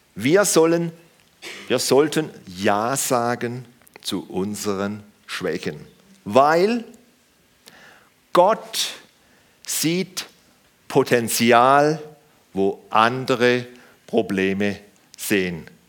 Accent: Germany; wir Deutschen, wir Deutschen

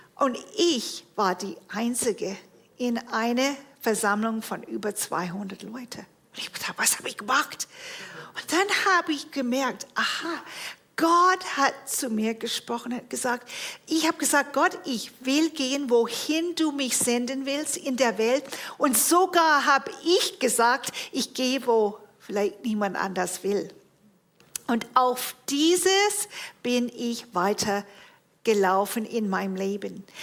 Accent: Toronto, Ontario, Canada; moved away; Ich bin geboren und aufgewachsen in Toronto, Kanada

